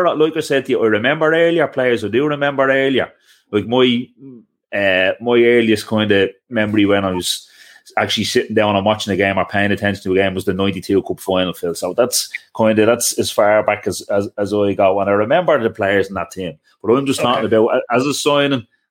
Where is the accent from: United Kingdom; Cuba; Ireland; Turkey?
Ireland; being Irish